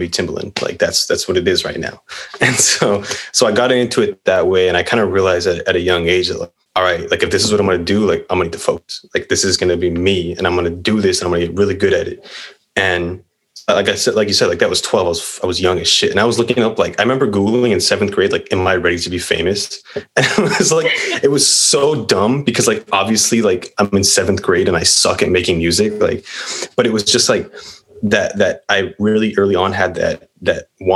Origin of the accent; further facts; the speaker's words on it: Whittier, California, United States; I'm 22. I'm from Whittier